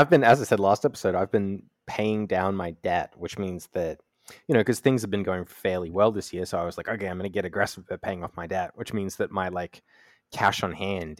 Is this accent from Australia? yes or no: yes; Australia; I'm from Australia.